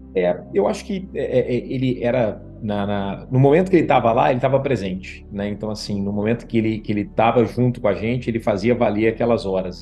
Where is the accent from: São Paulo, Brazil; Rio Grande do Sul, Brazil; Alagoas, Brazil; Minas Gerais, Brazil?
Minas Gerais, Brazil; Guaxupé; also born or lived in Ponte Nova / Viçosa / Machado; eu sou de Minas, natural de Minas Gerais